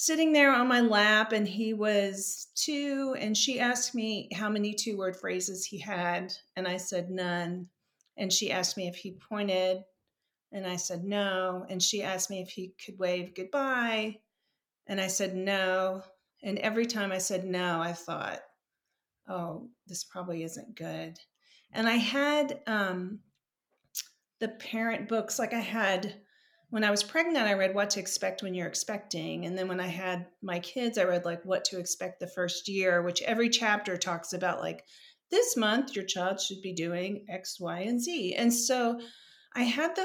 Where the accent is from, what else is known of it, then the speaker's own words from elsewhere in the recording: Seguin, Texas, United States; moved away as an adult; also born or lived in San Antonio, Texas / Austin, Texas; now in Boston, United States; I'm a Texan. I grew up in a little town outside of Seguin, Texas